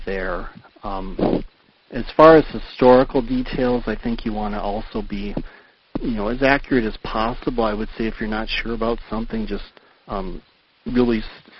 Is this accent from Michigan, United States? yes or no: yes; Upper Michigan, United States; growing up in Upper Michigan